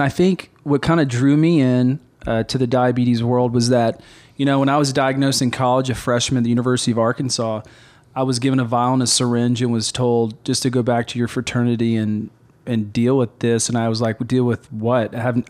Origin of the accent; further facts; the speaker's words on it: Papua, Indonesia; moved away; also born or lived in Carlsbad, New Mexico, United States / Baton Rouge, Louisiana, United States; I was born in America, moved from Carlsbad, New Mexico to Baton Rouge, Louisiana. And then at the age of 5, moved to Irian and Jaya, Papua, which lived 9,000 feet in the jungles of Indonesia.